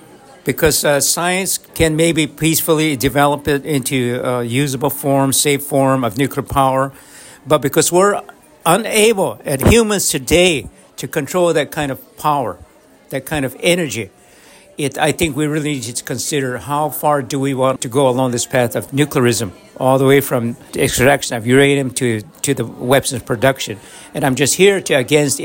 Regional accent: Acoma, New Mexico, United States; I am from Acoma in the state of New Mexico.

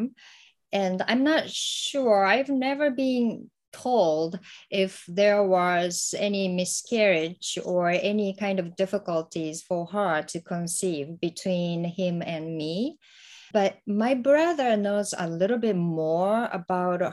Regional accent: Hiroshima, Japan; English is a second language; moved away as an adult; now in United States; I'm originally from Hiroshima, and I was there until I graduated from high school

